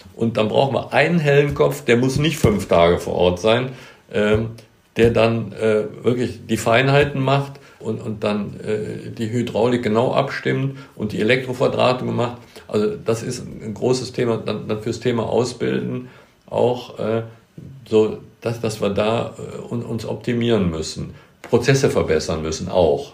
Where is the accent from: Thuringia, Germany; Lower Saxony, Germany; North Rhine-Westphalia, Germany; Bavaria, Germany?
North Rhine-Westphalia, Germany; Bonn; ich bin hier in Bad Godesberg, das ist ein Stadtteil von, von Bonn geboren. Das ist meine Heimat. Hier bin ich zu Hause, hier gibt es eine Godesburg, da habe ich als Kind gespielt